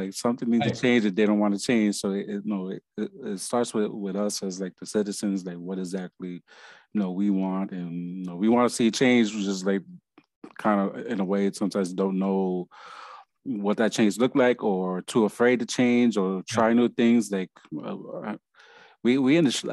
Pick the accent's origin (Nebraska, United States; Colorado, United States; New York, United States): New York, United States; moved away; I'm from New York